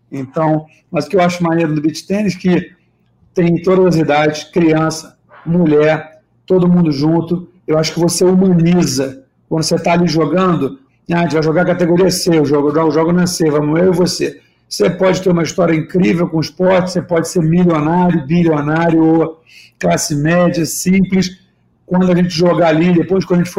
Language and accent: Portuguese; Niterói, Rio de Janeiro, Brazil; now in Rio de Janeiro, Brazil; Sou nascido e criado lá, moro no Rio aqui há 10 anos, mas sou de São Francisco.